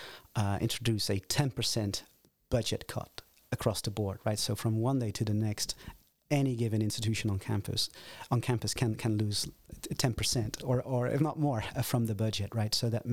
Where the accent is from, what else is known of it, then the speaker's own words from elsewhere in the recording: Netherlands; also born or lived in United States; Because I was born and raised in Holland and did my undergraduate work here, completed my master's degrees before I moved to the United States to pursue a PhD.